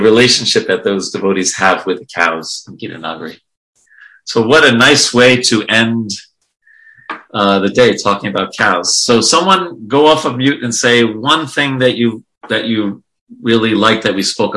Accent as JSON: {"language": "English", "region": "New York", "country": "United States", "tie": "born or raised there", "said": "I grew up in New York"}